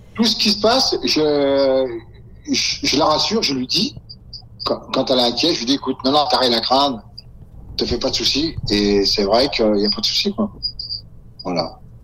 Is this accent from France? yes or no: yes; France; chez nous, en France